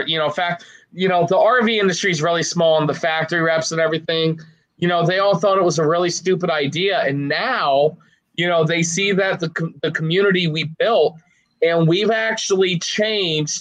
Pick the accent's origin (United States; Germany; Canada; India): United States; Maryland; moved away as an adult; now in Florida, United States; I'm originally from Maryland